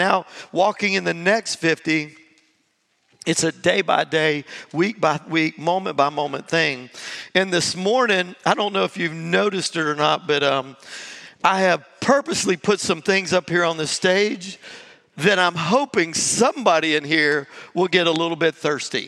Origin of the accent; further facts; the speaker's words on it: Jacksonville, Florida, United States; moved away; I grew up in Jacksonville, Florida, right there on Highway 17.